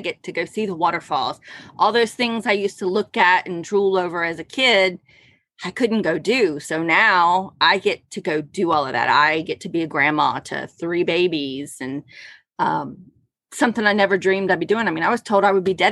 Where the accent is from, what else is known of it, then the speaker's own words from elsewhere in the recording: Ohio, United States; I grew up in Ohio